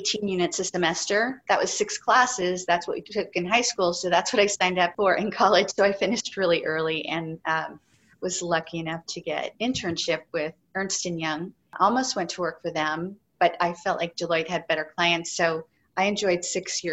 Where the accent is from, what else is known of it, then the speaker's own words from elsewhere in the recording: San Francisco, California, United States; growing up in San Francisco